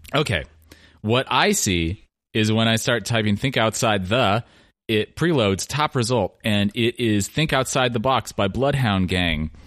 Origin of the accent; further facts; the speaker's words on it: Oregon, United States; now in Massachusetts, United States; … and I grew up in Oregon